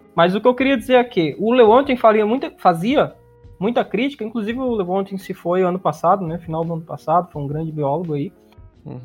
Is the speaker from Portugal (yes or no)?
no; interior of Ceará, Brazil; uma maneira de cearense falar, do cearense do interior, de onde eu venho